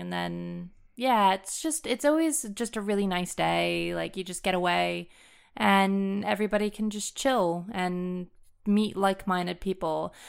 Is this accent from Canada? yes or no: no; United States; first language English; moved away; people like to correct the way I pronounce things, even though I'm pronouncing them as an American